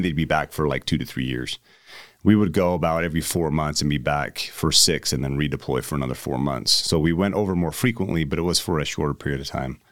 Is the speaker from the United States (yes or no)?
yes; United States; you tell people you're American